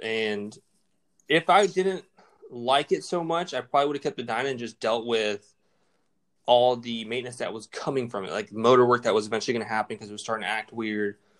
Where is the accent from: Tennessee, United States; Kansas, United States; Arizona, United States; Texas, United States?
Texas, United States; San Antonio; I came from West Antonio, and we had what's called Loop 1604